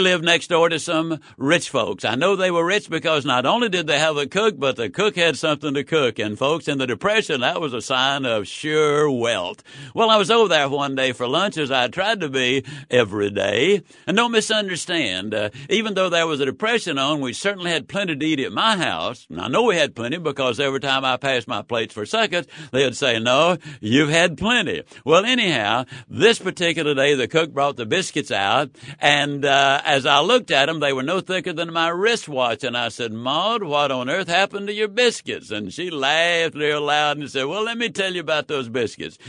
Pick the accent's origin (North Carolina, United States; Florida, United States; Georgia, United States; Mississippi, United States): Mississippi, United States; Yazoo City; When I was a child, I was raised in Yazoo City, Mississippi